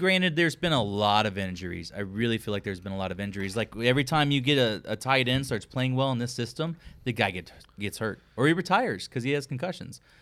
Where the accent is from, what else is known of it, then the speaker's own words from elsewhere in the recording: Texas, United States; I'm a Texan.